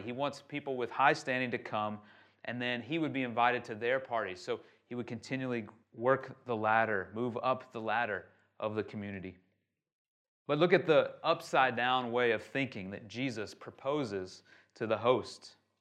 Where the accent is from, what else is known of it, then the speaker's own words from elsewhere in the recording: United States; now in Shanghai, China; I'm from America